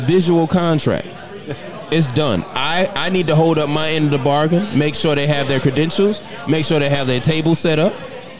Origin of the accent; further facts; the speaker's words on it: Detroit, Michigan, United States; I'm from Detroit, Michigan.